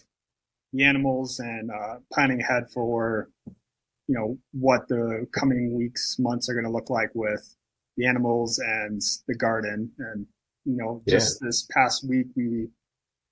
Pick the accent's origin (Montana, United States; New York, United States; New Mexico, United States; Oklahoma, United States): Montana, United States; moved away as an adult; also born or lived in California / Alaska; this is home for us. We live, we're pretty much from Montana